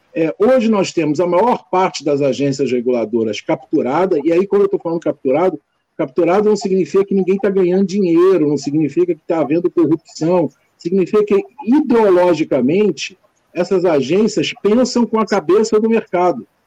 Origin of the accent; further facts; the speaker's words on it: Brazil; nós somos brasileiros